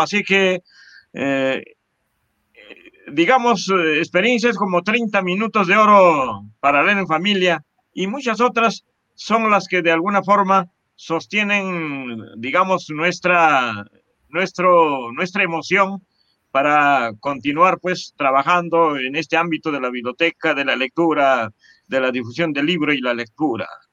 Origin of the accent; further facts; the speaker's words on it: Chupaca, Junín, Peru; toda nuestra formación básica eh, y, superior la hicimos en nuestra tierra, en eh, Chupaca